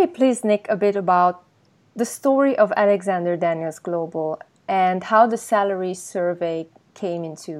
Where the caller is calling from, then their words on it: Berlin, Germany; I just wanted to mention that right now I'm calling in from Berlin.